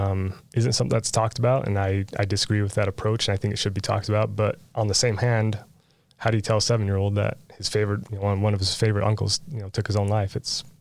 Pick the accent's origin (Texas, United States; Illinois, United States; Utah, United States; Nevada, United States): Utah, United States; St. George; So my dad is originally from Enterprise. My mom is from St. George, and I grew up here in St. George in Washington City. I graduated high school down here.